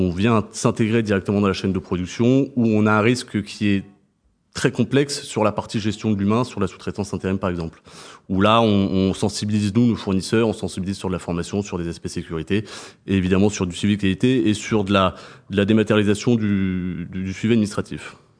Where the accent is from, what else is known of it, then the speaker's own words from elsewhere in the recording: Montpellier, Occitania, France; moved away; also born or lived in Reims; je suis né à Reims, mais j'ai grandi à Montpellier et j'ai grandi dans les vignes du Pic Saint-Loup